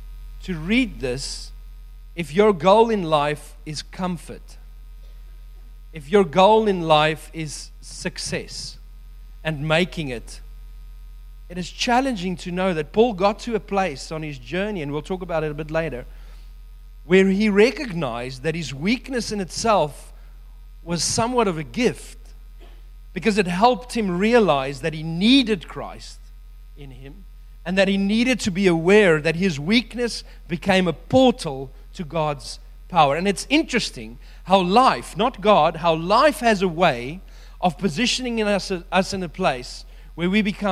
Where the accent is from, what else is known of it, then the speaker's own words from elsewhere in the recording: New Zealand; And so the World Cup is coming up at the end of the year, and I'm so excited because I'm a Kiwi, can't wait to watch it.